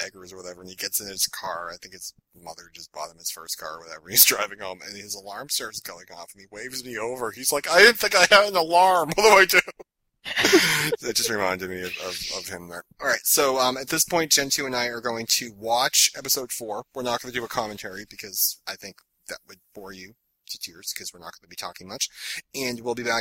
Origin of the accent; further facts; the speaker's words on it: Massachusetts, United States; I'm from Massachusetts